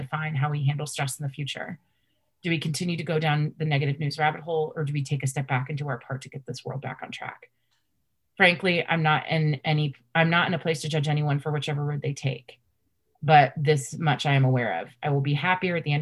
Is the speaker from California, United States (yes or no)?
no; Washington, District of Columbia, United States; growing up in Washington, D.C.